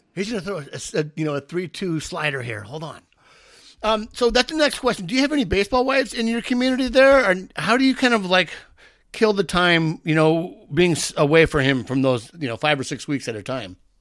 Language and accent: English; San Diego, California, United States; born and raised in San Diego